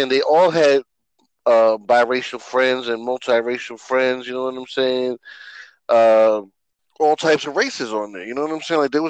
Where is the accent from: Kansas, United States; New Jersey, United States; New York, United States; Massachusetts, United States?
New York, United States; growing up in New York